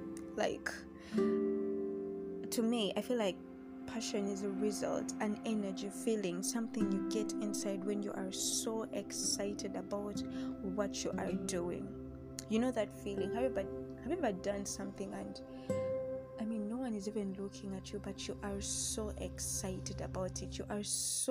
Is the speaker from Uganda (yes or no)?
yes; the East, Eastern Region, Uganda; now in Central Region, Uganda; I'm from the East, though I stay here in the Central